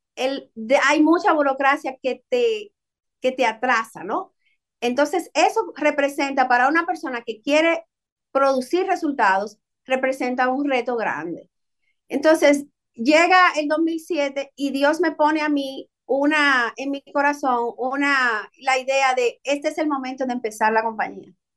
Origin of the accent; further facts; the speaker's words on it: Dominican Republic; moved away; Nosotros somos dominicanos, siempre lo llevamos en la sangre